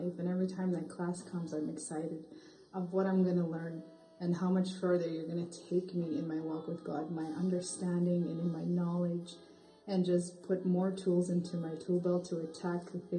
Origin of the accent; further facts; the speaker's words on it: Thunderchild First Nation, Saskatchewan, Canada; I'm from the Thunderchild First Nation.